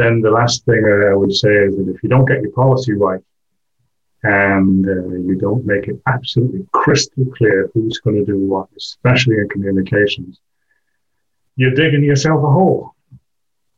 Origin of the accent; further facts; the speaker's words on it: England, United Kingdom; also born or lived in Wales / Switzerland / Belgium; now in France; I'm English